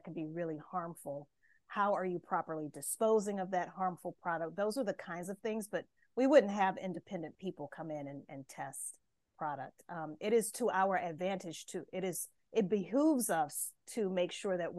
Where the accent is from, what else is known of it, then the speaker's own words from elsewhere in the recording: Louisiana, United States; I'm from the States, so I grew up in the state of Louisiana